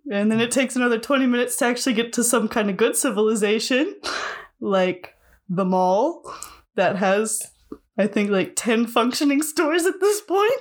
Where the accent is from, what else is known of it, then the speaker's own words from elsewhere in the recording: Rabbit Hash, Kentucky, United States; I was raised in Rabbit Hatch, Kentucky